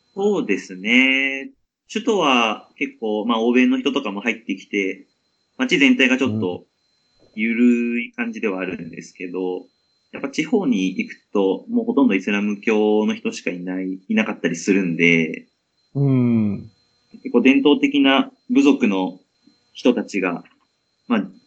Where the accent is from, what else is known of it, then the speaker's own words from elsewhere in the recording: Yokohama, Kanagawa, Japan; moved away as an adult; now in Amman, Jordan; 出身は神奈川県の横浜市で